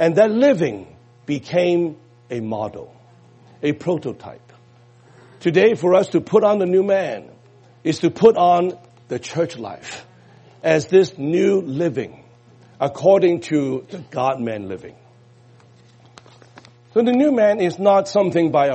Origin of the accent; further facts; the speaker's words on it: United States; we're Americans